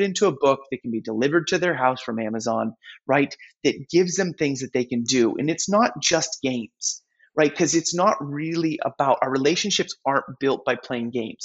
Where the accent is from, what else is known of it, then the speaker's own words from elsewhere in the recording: New England, United States; I'm from New England